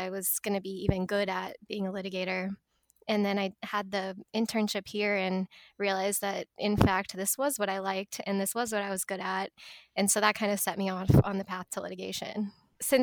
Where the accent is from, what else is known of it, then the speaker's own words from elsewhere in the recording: Edwardsville, Illinois, United States; also born or lived in Alabama; I'm from the St. Louis area originally. I'm actually from Edwardsville, Illinois